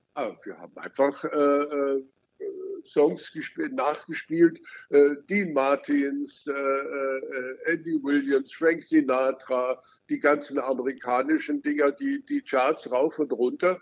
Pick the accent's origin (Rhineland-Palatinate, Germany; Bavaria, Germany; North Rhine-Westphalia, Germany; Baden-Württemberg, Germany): Bavaria, Germany; Lake Starnberg; ich bin ja am Starnberger See groß geworden